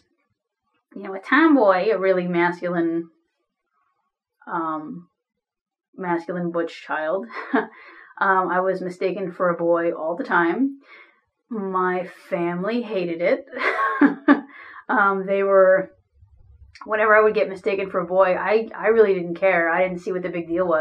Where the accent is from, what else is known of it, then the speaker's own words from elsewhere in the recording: New Jersey, United States; now in St. Paul, United States; I live in St. Paul, Minnesota. I'm originally from New Jersey.